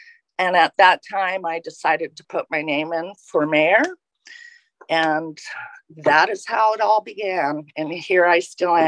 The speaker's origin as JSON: {"language": "English", "town": "Yakutat", "region": "Alaska", "country": "United States", "tie": "born or raised there", "moved": "as an adult", "said": "I was born and raised here in Yakutat. I'm a proud graduate of Yakutat High School many years ago. Growing up in Yakutat was interesting."}